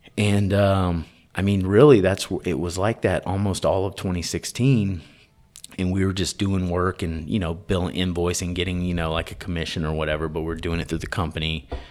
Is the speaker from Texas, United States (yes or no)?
yes; Tyler, Texas, United States; I'm from Texas. I grew up in Tyler, Texas